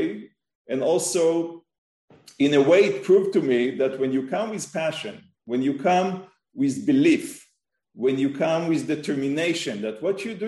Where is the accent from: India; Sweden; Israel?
Israel; I was born in Israel, I grew up in the kibbutz.